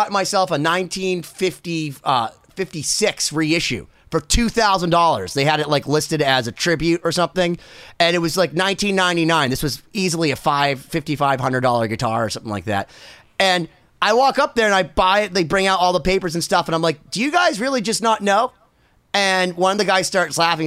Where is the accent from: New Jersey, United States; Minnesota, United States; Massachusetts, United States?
Massachusetts, United States; Boston; I'm also from Boston